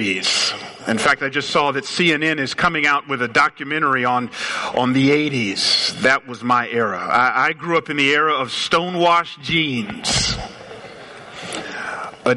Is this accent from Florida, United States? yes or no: no; Atlanta, Georgia, United States; moved away; I grew up in Atlanta, so we say y'all down there.